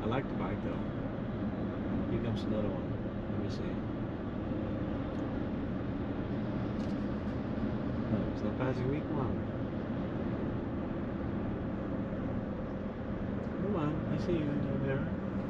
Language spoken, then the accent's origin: English; Netherlands; now in Naples, United States; I live in Naples, but I'm from Europe. Mm-hmm. I'm born and raised in the Netherlands